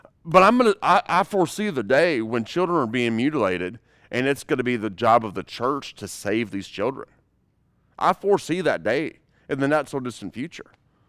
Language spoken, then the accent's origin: English; United States; born there; I'm so very thankful that I was born here in America, where we have freedoms and liberties.